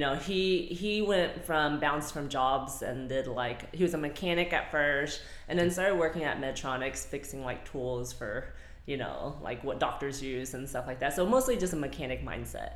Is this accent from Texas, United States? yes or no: yes; Lake Worth, Texas, United States; I am from Fort Worth. I say Fort Worth, so Lake Worth, Texas.